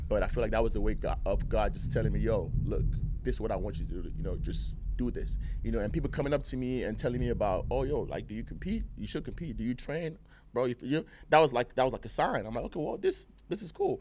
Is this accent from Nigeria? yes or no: yes; Nigeria; also born or lived in England; now in United States; I grew up in Nigeria and England, you know, um, half and half. Then I moved out here to, to the States